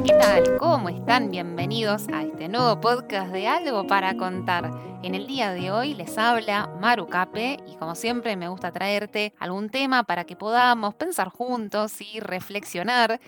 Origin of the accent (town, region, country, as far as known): Argentina